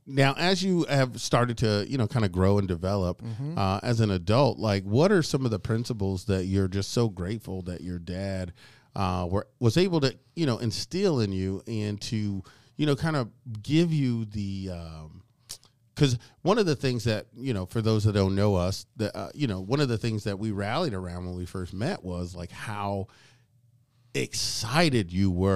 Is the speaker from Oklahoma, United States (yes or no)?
yes; Oklahoma, United States; No, I'm from Oklahoma.